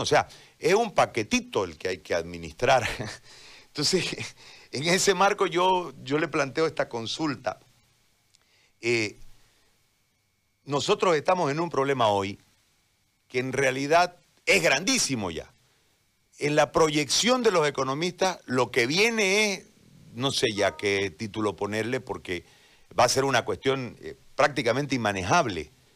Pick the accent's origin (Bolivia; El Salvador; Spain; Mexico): Bolivia; como bolivianos